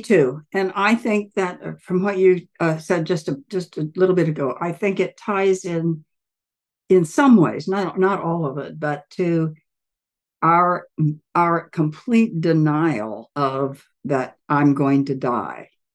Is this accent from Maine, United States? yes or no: no; Southern Ohio, United States; moved away; I'm from Southern Ohio originally